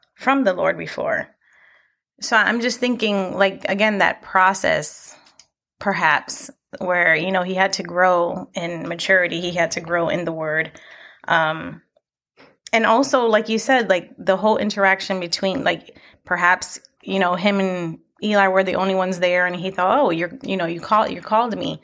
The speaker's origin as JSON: {"language": "English", "town": "Buffalo", "region": "New York", "country": "United States", "moved": "yes", "lives_now": "Lancaster, United States", "said": "We're actually not from here. We are from Buffalo, New York"}